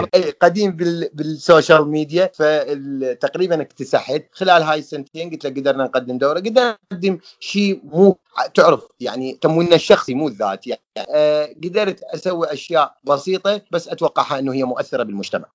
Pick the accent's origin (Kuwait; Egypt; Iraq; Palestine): Iraq; احنا عراقيين